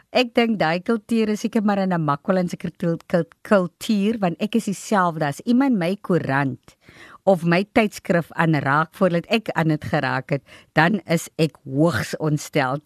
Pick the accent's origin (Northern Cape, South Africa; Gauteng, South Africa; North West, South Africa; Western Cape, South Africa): Northern Cape, South Africa; Nababeep; Ek was ook gebore in in die Noord-Kaap in Namakoland en in Nababie gebly